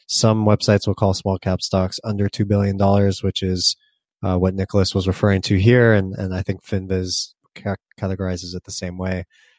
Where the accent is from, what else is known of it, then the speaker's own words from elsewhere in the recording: Australia; I'm from Australia, so I assumed our small, mid, and large cap stocks would be of different value to America.